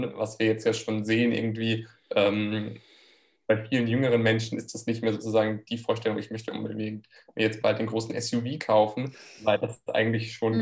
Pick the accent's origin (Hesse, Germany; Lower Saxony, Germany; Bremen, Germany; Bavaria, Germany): Hesse, Germany; near Frankfurt; moved away as an adult; also born or lived in France; now in Maastricht, Netherlands; ich komme ursprünglich aus der Nähe von Frankfurt, lebe aber jetzt schon mehrere Jahre im Ausland